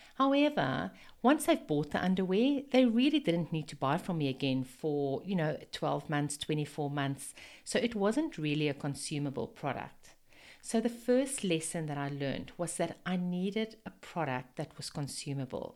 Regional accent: South Africa; accent: Afrikaans; moved away as an adult; also born or lived in United Kingdom / Zimbabwe; now in Sunshine Coast, Australia; I've actually lived in four different countries, starting in South Africa. Yes, this is my very Afrikaans accent.

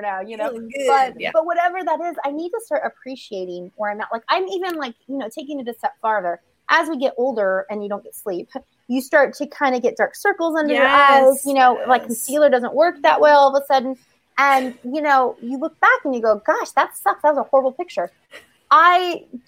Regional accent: Southern California, United States; I'm from Southern California

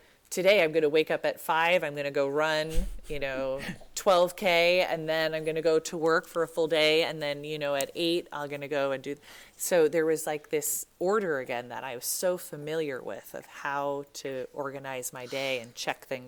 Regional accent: New York City, New York, United States; I was born in New York City.

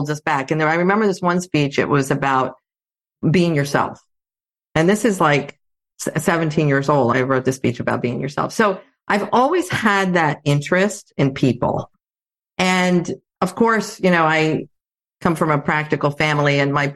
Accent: Athens, Attica, Greece; I grew up in Athens, Greece. So I grew up in a bilingual household. My mom was Greek. My dad is American

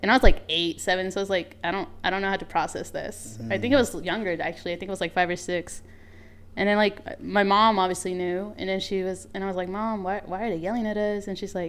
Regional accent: Salt Lake City, Utah, United States; English is a second language; I was born and raised in Salt Lake.

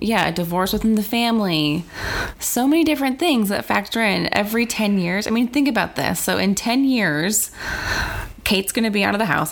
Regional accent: South Dakota, United States; I grew up in South Dakota, so it was mainly Caucasian.

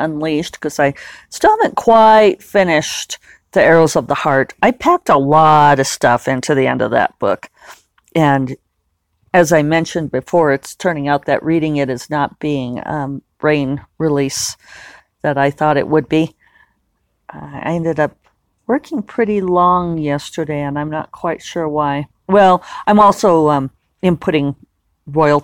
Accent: United States; me being American

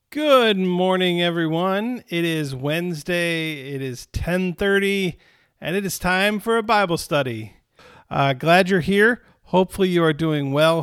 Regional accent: Romeo, Michigan, United States; I grew up in Romeo, Michigan

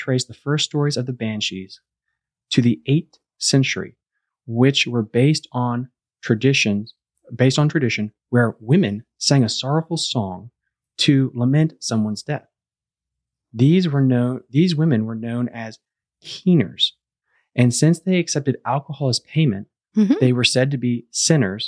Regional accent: Loudoun County, D.C. area, Virginia, United States; we're actually from the Loudoun County, D.C. kind of area

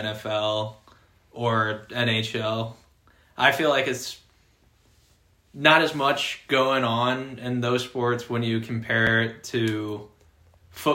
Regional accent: Wright City, Missouri, United States; moved away as an adult; now in Rolla, United States; I'm from Wright City, Missouri.

